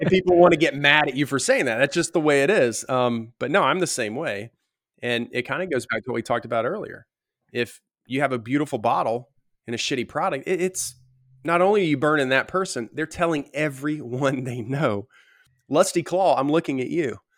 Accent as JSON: {"language": "English", "region": "the South", "country": "United States", "tie": "born or raised there", "said": "growing up in the South"}